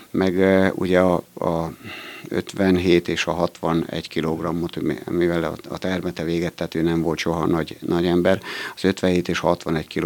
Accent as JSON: {"language": "Hungarian", "town": "Eger", "region": "Heves", "country": "Hungary", "said": "Tehát én azért, tehát abból tudom, hogy én Egerből jöttem ide, és Egerbe ugyanúgy volt, megvoltak a, a munkaidőkedvezményesek"}